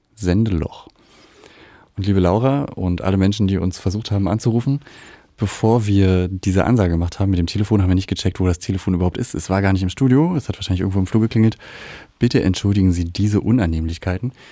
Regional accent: Berlin, Germany; ich bin in Marzahn aufgewachsen

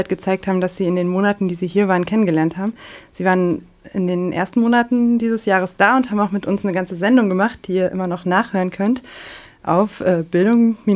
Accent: Paraná, Brazil; born there; German is a second language; now in Pomerode, Brazil; Ich bin, aus, ich bin in Paraná geboren und jetzt arbeite ich in Pomerode als Deutschlehrerin.

